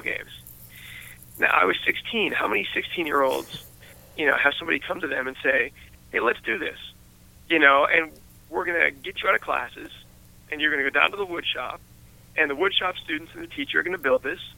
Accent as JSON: {"language": "English", "town": "West Mifflin", "region": "Pennsylvania", "country": "United States", "tie": "born or raised there", "said": "I am completely a product of growing up in West Mifflin and coming from Pittsburgh"}